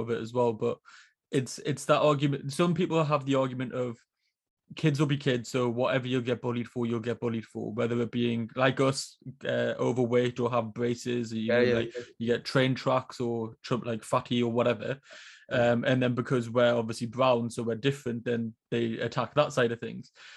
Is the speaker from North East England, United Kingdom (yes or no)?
yes; Newcastle upon Tyne, North East England, United Kingdom; I'm from Newcastle